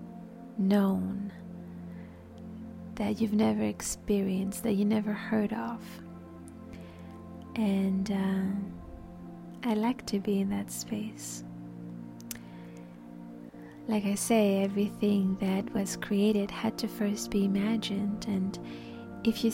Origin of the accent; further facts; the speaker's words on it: Paris, Île-de-France, France; moved away; I grew up in Paris, so that's why the French came out.